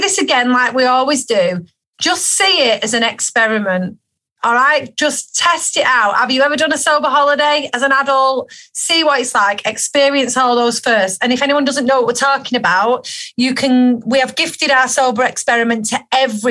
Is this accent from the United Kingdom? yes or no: yes; Manchester, North West England, United Kingdom; accent: Manc; my little mank accent